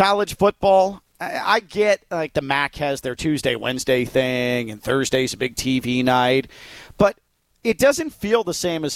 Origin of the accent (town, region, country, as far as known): Chicago, Illinois, United States; born or raised there; moved away